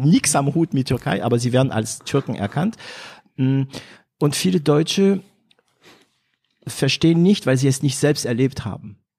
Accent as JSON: {"language": "German", "region": "Hauts-de-France", "country": "France", "accent": "Ch'ti", "second_language": "German", "moved": "yes", "said": "Ich bin aus Nordfrankreich, also für die, die das kennen, das nennt man die Sties. Wir haben einen ganz, ganz äh, strengen, starken Dialekt"}